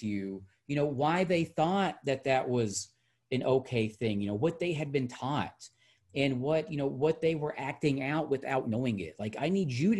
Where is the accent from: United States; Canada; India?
United States; Hot Springs, Arkansas; I'm from Hot Springs, and that, you know, we are of this state, that we are products of this state